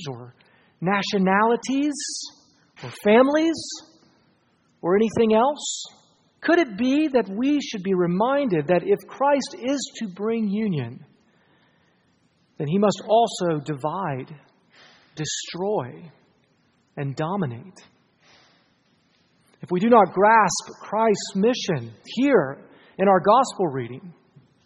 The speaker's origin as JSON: {"language": "English", "region": "Ohio", "country": "United States", "tie": "born or raised there", "said": "I grew up in Ohio. Like all faithful Ohioans, I grew up playing euchre."}